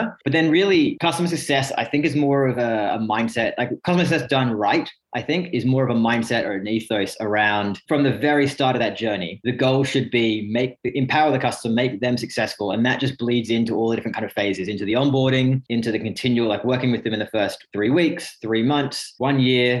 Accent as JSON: {"language": "English", "town": "Sydney", "region": "New South Wales", "country": "Australia", "tie": "born or raised there", "also_born_or_lived": "Reading, United Kingdom", "moved": "as an adult", "lives_now": "United Kingdom", "said": "English born near Reading, but grew up most of my life over in Sydney"}